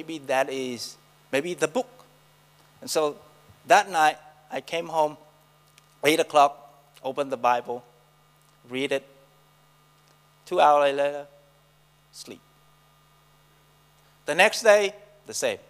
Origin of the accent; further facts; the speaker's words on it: Vietnam; English is a second language; moved away as an adult; also born or lived in Saigon; now in New Zealand; I'm come from Vietnam, so Nam, Vietnam. I was born in a Buddhist family. My hometown is the most conservative town in Vietnam.